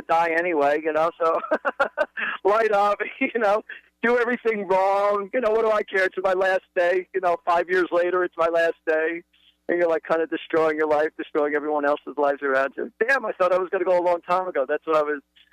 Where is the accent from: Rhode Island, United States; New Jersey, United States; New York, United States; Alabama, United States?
New Jersey, United States; I'm from Central Jersey